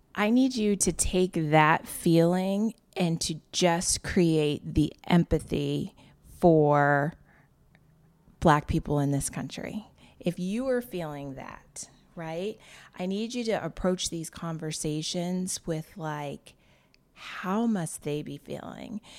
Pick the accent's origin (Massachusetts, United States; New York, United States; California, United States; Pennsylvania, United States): Massachusetts, United States; Wellesley; I grew up in an all-white town. I grew up in Wellesley, Massachusetts.